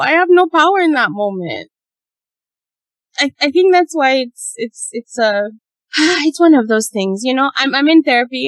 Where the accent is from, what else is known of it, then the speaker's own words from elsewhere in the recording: Uganda; when I grew up in Uganda, we had maids